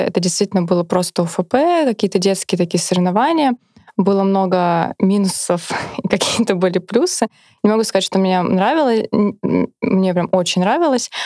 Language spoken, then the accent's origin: Russian; Kaluga, Kaluga Oblast, Russia; я сама вообще из Калуги, закончила там школу